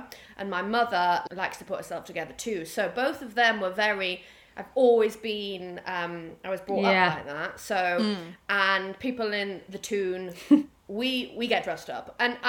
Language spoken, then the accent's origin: English; Newcastle upon Tyne, North East England, United Kingdom; moved away; I was born and raised in Newcastle upon Tyne.